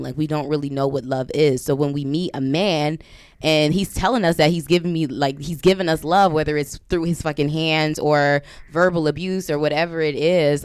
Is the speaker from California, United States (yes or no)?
yes; Compton, California, United States; moved away as an adult; I'm from Compton, West Side